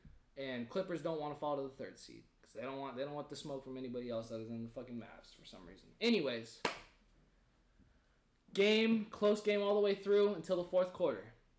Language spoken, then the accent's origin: English; Fresno, California, United States; I grew up in Fresno